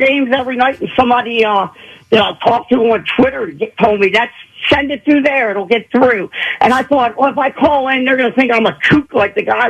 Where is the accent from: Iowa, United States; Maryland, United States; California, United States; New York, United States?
Maryland, United States; also born or lived in Ohio / Northern Kentucky; I'm from Maryland.